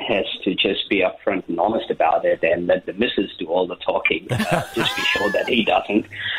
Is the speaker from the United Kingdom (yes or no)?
no; India; also born or lived in Geebung, Brisbane; now in Brisbane, Australia; Look, I'm Indian. My family's Indian.